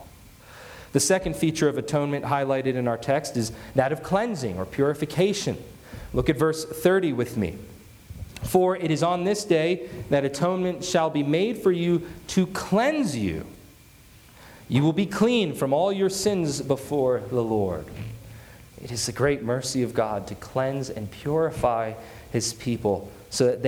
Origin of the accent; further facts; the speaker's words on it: United States; ourselves as American Christians